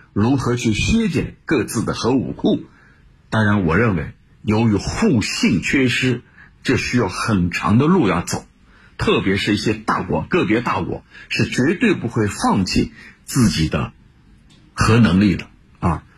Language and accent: Chinese; China; 我们中国人知道有句话叫